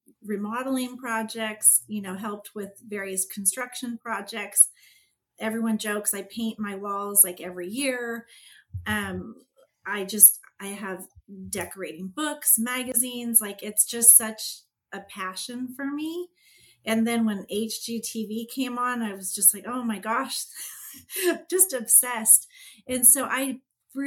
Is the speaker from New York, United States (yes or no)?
no; California, United States; also born or lived in Pennsylvania / San Jose / Walnut Creek / Chico; I'm from California.